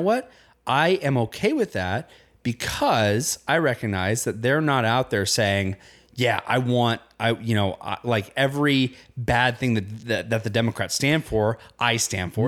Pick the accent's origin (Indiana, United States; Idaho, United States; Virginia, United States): Indiana, United States; I grew up in Indiana.